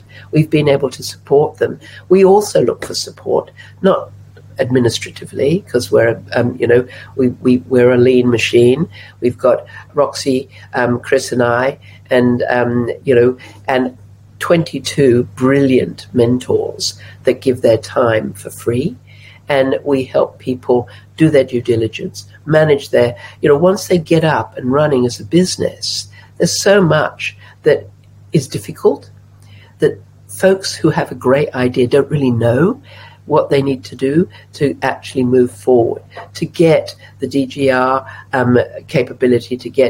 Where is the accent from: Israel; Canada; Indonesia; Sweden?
Indonesia; Java; also born or lived in Australia; I've been a journalist in the Middle East. I grew up in Java. I was born in Australia.